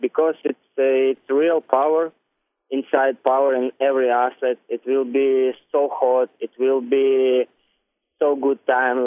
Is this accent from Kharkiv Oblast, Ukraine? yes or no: no; Donetsk, Donetsk Oblast, Ukraine; English is a second language; I'm from Donetsk